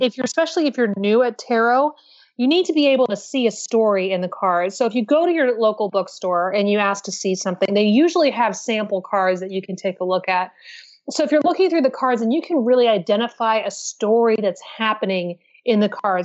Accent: Pacific Northwest, United States; now in New York City, United States; I'm from the Pacific Northwest myself

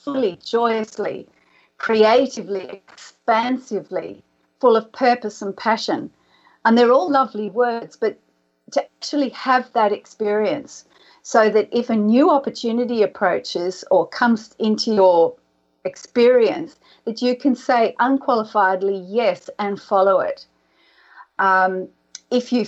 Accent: Sydney, New South Wales, Australia; our house where I grew up in Sydney.

